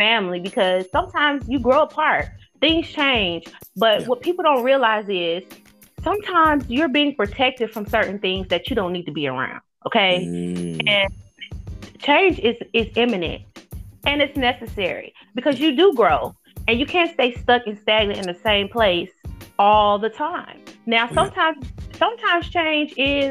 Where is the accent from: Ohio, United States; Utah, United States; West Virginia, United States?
Ohio, United States; Cincinnati; moved away; also born or lived in Alabama; I grew up in Cincinnati